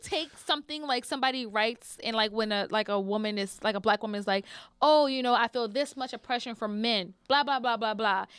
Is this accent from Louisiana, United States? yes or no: yes; New Orleans, Louisiana, United States; also born or lived in Houston, Texas; I always feel like I'm from New Orleans, from New Orleans.